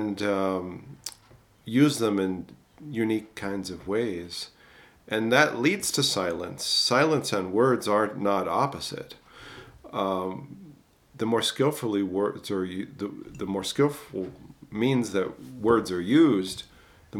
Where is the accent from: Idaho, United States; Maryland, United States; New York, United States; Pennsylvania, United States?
Pennsylvania, United States; Southeast; Growing up in Southeast Pennsylvania